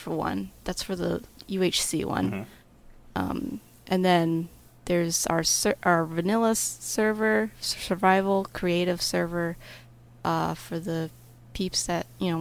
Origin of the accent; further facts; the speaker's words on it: United States; I'm from America